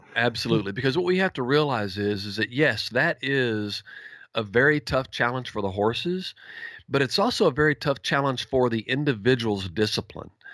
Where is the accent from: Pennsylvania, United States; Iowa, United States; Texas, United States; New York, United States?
Texas, United States; Campbell; also born or lived in Sulphur Springs, Texas; I was born and raised in East Texas